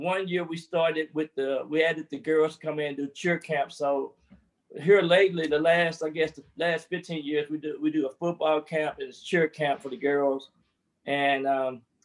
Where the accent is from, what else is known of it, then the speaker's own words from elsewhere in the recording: Texarkana, Texas, United States; moved away; growing up in Texas is unique